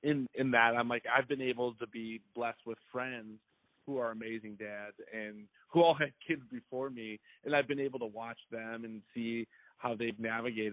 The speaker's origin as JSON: {"language": "English", "area": "an hour and a half from Chicago", "region": "Midwest", "country": "United States", "tie": "born or raised there", "said": "I grew up in the Midwest, and I had, you know, I'm not from a super diverse family or background, and my area that I live, even though we were only an hour and a half away from Chicago, was not very diverse."}